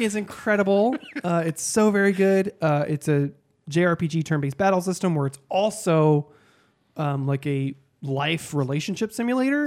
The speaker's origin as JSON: {"language": "English", "region": "Texas", "country": "United States", "tie": "born or raised there", "moved": "yes", "said": "I grew up in Texas"}